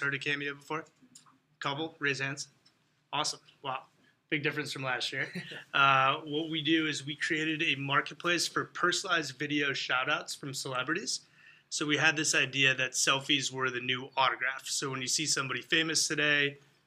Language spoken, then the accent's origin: English; Glenview, Illinois, United States; I'm from Indian Ridge. I went to Glenbrook South